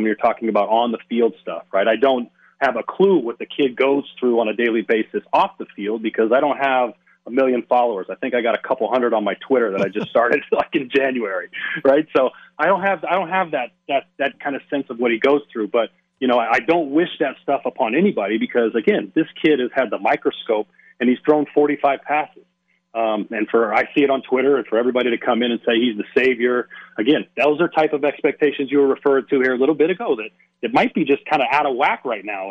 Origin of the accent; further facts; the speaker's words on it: Las Vegas, Nevada, United States; born and raised in Las Vegas